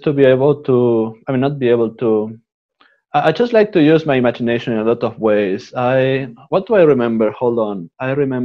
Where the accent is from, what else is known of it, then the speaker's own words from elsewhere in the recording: Uruguay; English is a second language; also born or lived in Canada / Italy; now in Assisi, Italy; I was born in Uruguay